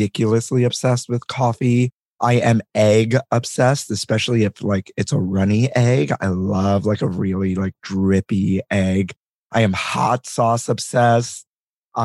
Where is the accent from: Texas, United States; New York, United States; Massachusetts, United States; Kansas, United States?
New York, United States; New York City; I grew up here in New York City, in Brooklyn